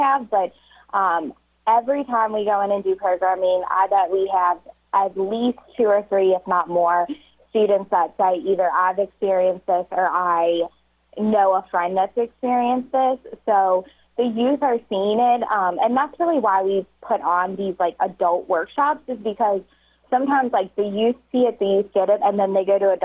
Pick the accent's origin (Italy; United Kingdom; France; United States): United States; Northern Kentucky; moved away as an adult; now in Batesville, United States